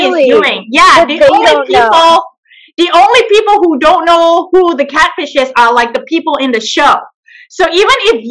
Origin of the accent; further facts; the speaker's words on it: Malaysia; now in San Francisco, United States; I am originally from Malaysia, and right now I live in San Francisco, California.